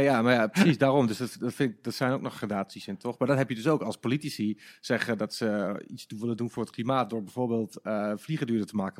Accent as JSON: {"language": "Dutch", "town": "Enschede", "region": "Overijssel", "country": "Netherlands", "moved": "yes", "said": "ik kom oorspronkelijk uit Enschede"}